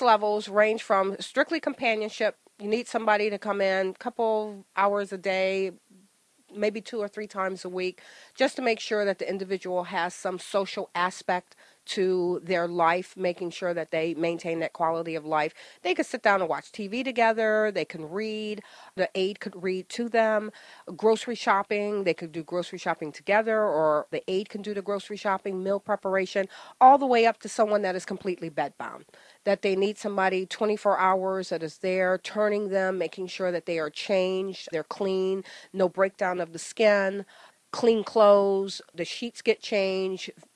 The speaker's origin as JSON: {"language": "English", "region": "Ohio", "country": "United States", "also_born_or_lived": "Old Bridge, New Jersey", "moved": "as an adult", "lives_now": "New Jersey, United States", "said": "I'm originally from Ohio, moved here from a corporate relocation for my husband"}